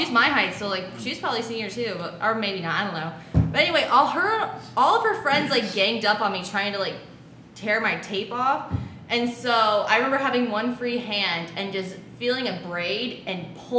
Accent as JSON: {"language": "English", "town": "Columbus", "region": "Ohio", "country": "United States", "tie": "born or raised there"}